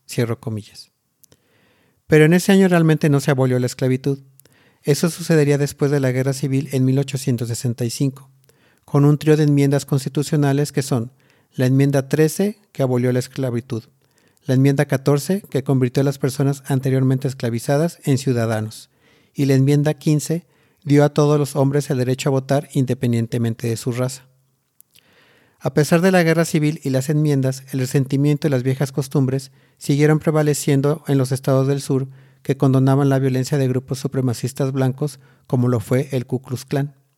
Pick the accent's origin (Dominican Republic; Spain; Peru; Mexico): Mexico; born or raised there